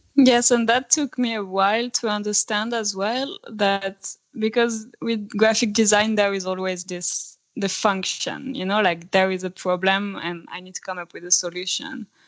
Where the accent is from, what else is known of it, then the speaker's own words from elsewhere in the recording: France; moved away as an adult; now in Sweden; I come from France, but I've been living in Sweden for the last seven years now.